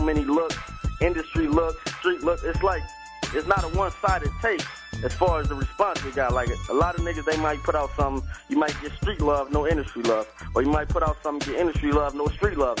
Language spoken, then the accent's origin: English; Compton, California, United States; I'm from Compton, California.